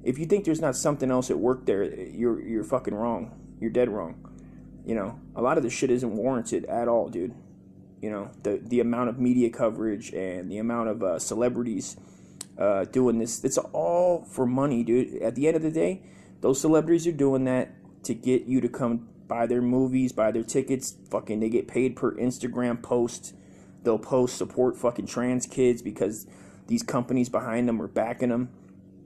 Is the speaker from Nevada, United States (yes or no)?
yes; Las Vegas, Nevada, United States; moved away; also born or lived in California; I was living in Vegas. I was born in Vegas